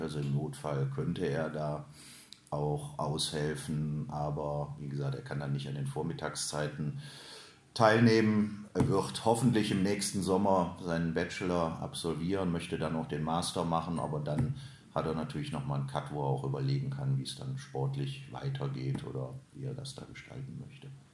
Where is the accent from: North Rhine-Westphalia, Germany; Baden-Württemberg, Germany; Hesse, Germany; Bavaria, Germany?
North Rhine-Westphalia, Germany; Krefeld; Ich bin gebürtiger Hülser